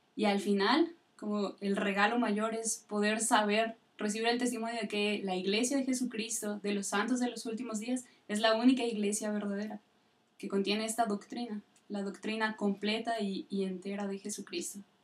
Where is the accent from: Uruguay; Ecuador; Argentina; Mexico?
Mexico; Tula, Hidalgo; Soy de Tula Hidalgo